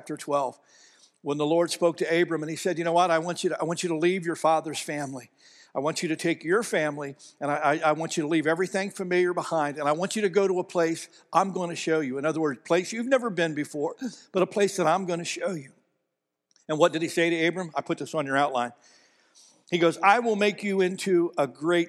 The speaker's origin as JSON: {"language": "English", "region": "Ohio", "country": "United States", "moved": "yes", "said": "Ohio, back where I'm from"}